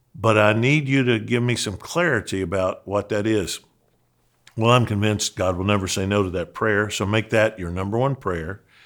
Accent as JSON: {"language": "English", "area": "Christian County", "region": "Western Kentucky", "country": "United States", "tie": "born or raised there", "accent": "Southern", "moved": "yes", "said": "County seat of Christian County, where I grew up, is Hopkinsville"}